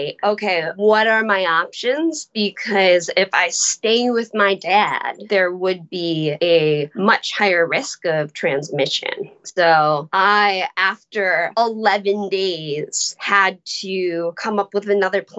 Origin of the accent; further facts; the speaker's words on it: United States; now in New York City, United States; I went to my hometown